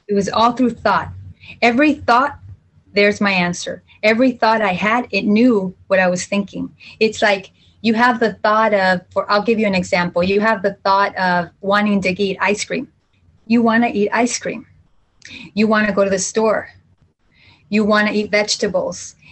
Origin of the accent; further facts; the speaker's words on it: Jalisco, Mexico; I'm from Central Mexico, from uh, Jalisco.